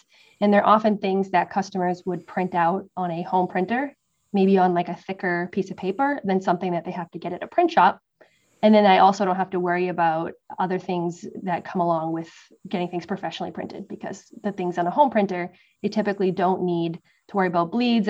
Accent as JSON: {"language": "English", "region": "Massachusetts", "country": "United States", "tie": "born or raised there", "also_born_or_lived": "West Coast, United States", "moved": "as an adult", "lives_now": "East Coast, United States", "said": "growing up in Massachusetts"}